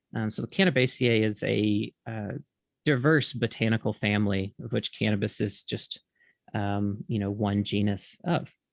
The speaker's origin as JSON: {"language": "English", "region": "Mississippi", "country": "United States", "also_born_or_lived": "Oregon", "moved": "as an adult", "said": "originally I'm from Mississippi"}